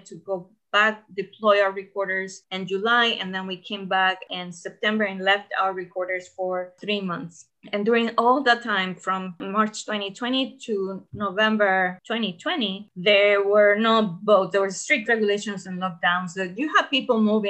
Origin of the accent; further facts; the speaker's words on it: Costa Rica; I'm from Costa Rica